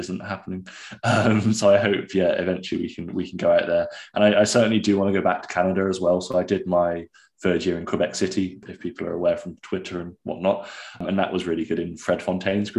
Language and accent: English; Gloucestershire, South West England, United Kingdom; moved away as an adult; also born or lived in Cardiff; now in Glasgow, United Kingdom; originally I'm from Gloucestershire